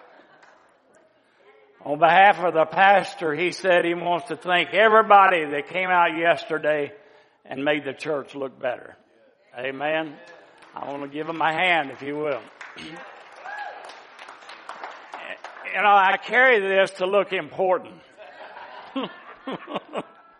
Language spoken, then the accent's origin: English; the South, United States; moved away as an adult; I'm from the South. And I've only been up here for 50-something years, but I plan on losing this accent very soon